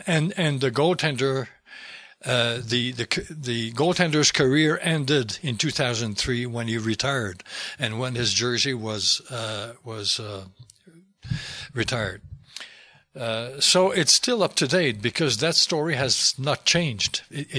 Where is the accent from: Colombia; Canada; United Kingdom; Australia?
Canada; Quebec; first language French; English is a second language; But, yeah, my mother tongue is French. I wrote it, I wouldn't have tried to write it in English, really. My English is not what I would like it to be, but I wrote it in French.